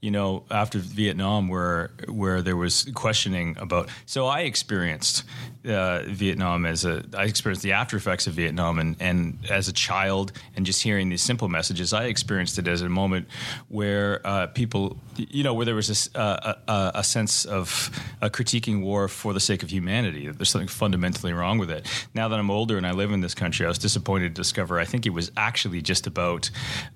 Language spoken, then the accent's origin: English; Canada; moved away as an adult; now in United States; country up north, come from a different country. My vision of the U.S. has always been very different. I didn't grow up here